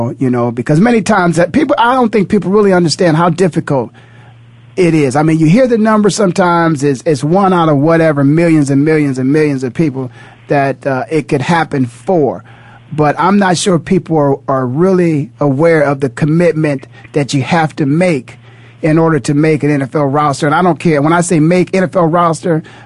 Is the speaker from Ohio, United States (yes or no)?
yes; Canton, Ohio, United States; born and raised in Canton, Ohio, going to Ohio State, going back and playing for the Cleveland Browns.